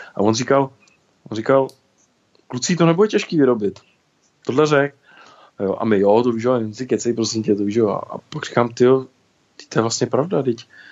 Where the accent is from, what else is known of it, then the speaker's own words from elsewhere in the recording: České Budějovice, South Bohemian Region, Czechia; jsem vozíčkář z Budějovic.